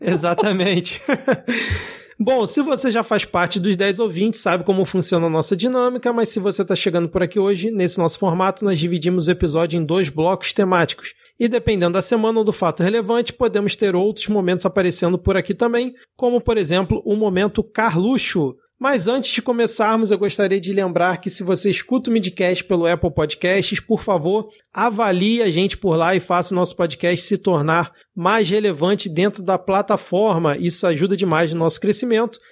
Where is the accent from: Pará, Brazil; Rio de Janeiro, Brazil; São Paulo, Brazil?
Rio de Janeiro, Brazil; eu sou aqui do Rio de Janeiro